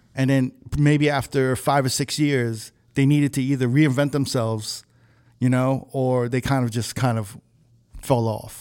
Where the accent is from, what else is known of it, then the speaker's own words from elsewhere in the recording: New York City, New York, United States; I'm from Manhattan